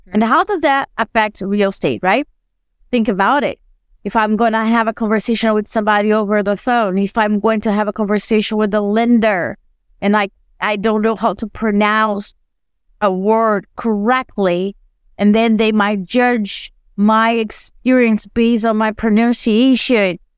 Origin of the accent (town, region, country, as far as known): Brazil; English is a second language; moved away as an adult